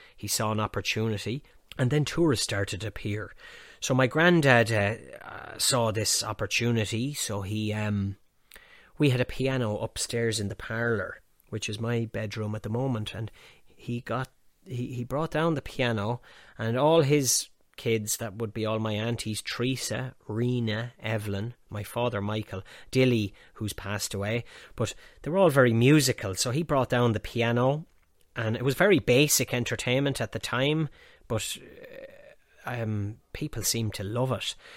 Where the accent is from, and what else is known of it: Banagher, Offaly, Ireland; born or raised there; also born or lived in Ballinasloe / Dublin